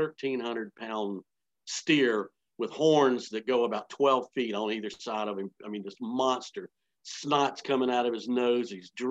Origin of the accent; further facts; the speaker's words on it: Columbia, South Carolina, United States; Growing up in Columbia, South Carolina, I was a big, you know, South Carolina fan growing up.